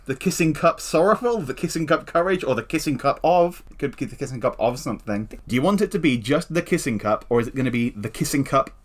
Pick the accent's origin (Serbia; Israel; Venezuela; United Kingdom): United Kingdom; England; I'm English.